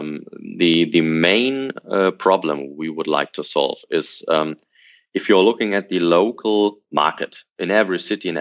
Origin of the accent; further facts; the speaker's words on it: Hanover, Lower Saxony, Germany; from my hometown, from Hanover